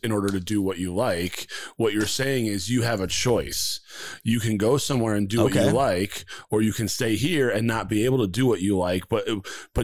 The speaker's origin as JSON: {"language": "English", "region": "Connecticut", "country": "United States", "tie": "born or raised there", "moved": "yes", "lives_now": "Arizona, United States", "said": "I grew up in Connecticut, and Connecticut's it's a little dump"}